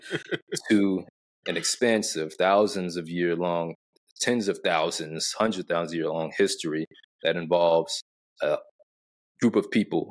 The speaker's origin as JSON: {"language": "English", "region": "Arkansas", "country": "United States", "tie": "born or raised there", "said": "my grandfather was a civil rights attorney and state legislator in my hometown of Arkansas"}